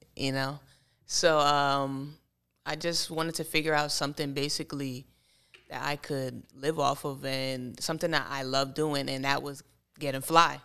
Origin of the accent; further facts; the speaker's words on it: Bethlehem, Pennsylvania, United States; I grew up in Bethlehem